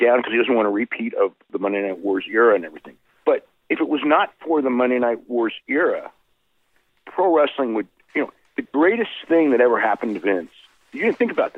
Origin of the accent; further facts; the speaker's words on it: San Jose, California, United States; San Jose, my hometown